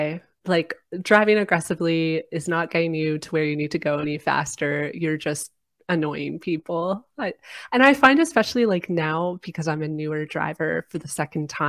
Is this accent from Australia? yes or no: no; Canada; my home country, Canada